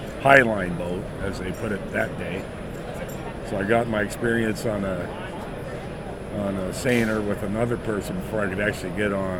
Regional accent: Anchorage, Alaska, United States; I was born in Anchorage, Alaska, at Elmendorf Air Force Base in 1954

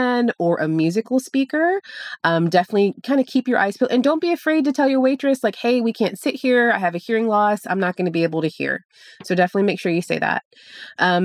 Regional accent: Chicago, Illinois, United States; now in Florida, United States; I'm from Chicago, and I used to go to the Field Museum all the time

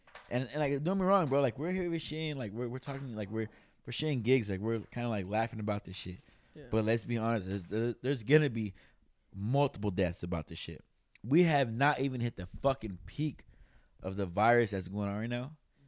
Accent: California, United States; now in Sacramento, United States; I'm over here in Sacramento, right? I'm not gonna knock that, you know. I came from Monterey County and I came out here.

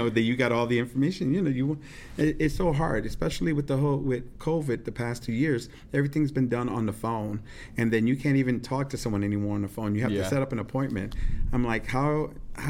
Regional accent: New York, United States; moved away as an adult; now in St. Louis, United States; I grew up in New York.

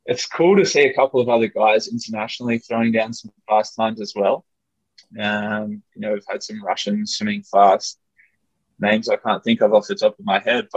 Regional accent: Australia

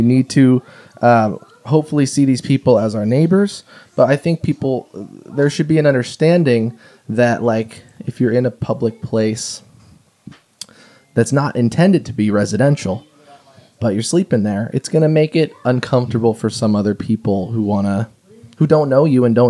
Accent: Japan; born there; Well, I was born in Japan. I have family over there, and I've visited several times.

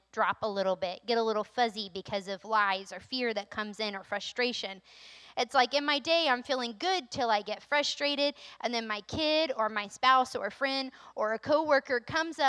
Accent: North Carolina, United States; moved away as an adult; now in Maine, United States; I'm from North Carolina

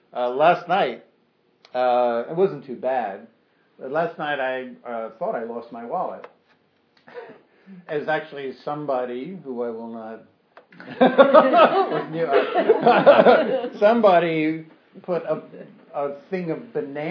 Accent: New York, United States; as a New Yorker, you'd think I would learn this. I've been here all my life, and you know, or for much of my life

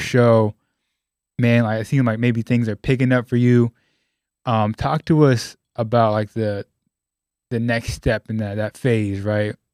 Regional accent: California, United States; I'm from Cali

